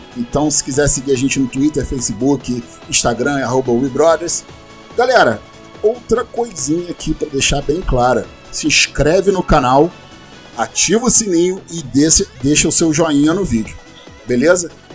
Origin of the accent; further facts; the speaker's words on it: Brazil; Sou brasileiro